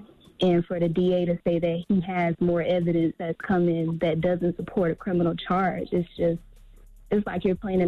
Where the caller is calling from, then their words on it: Columbia, South Carolina, United States; South Carolina, Columbia.